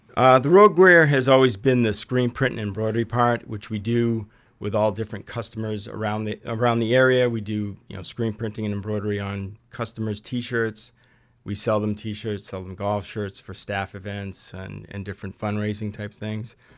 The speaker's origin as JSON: {"language": "English", "town": "Lewiston", "region": "Maine", "country": "United States", "tie": "born or raised there", "said": "I was born and raised in Lewiston"}